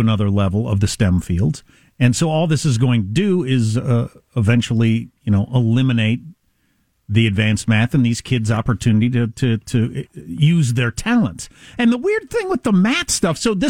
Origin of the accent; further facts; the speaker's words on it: Wisconsin, United States; moved away; also born or lived in South Dakota / Kansas; I was born in South Dakota, grew up in Wisconsin, then Kansas